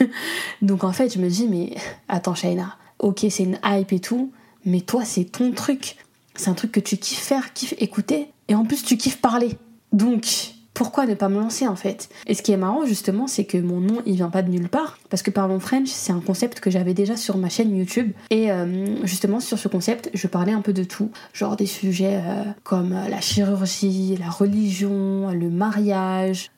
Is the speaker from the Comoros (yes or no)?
yes; Comoros; je suis comorienne